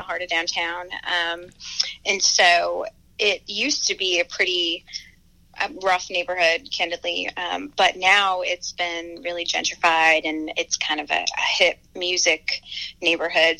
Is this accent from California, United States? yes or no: no; Honesdale, Pennsylvania, United States; my hometown Honesdale is like. It's like 4,000 people and small, and it's, you know, rural, so it's very woodsy